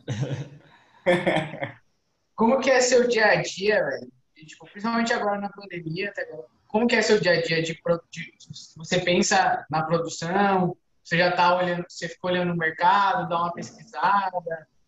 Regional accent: São Paulo, Brazil; moved away; eu sou de São Paulo, estou aqui há cinco anos

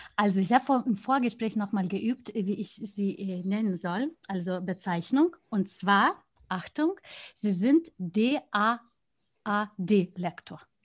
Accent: Lithuania; mein Heimatland

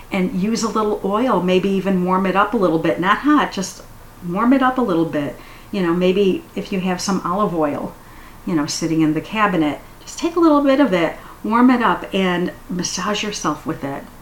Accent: United States; I love ice in a drink. I'm very American that way.

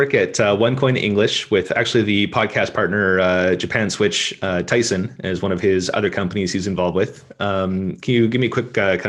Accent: Canada; being Canadian, when I was a kid in elementary school, it's part of the curriculum that we're force taught French for a number of years.

